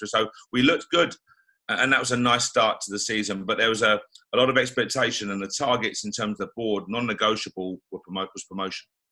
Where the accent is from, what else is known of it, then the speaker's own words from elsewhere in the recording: London, United Kingdom; as a kid growing up, you know, I was born in Tottenham, North London